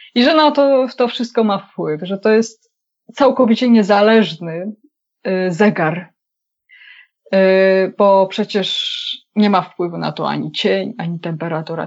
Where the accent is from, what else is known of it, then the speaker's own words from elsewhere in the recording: Wołomin, Masovian Voivodeship, Poland; ja jestem z Wołomina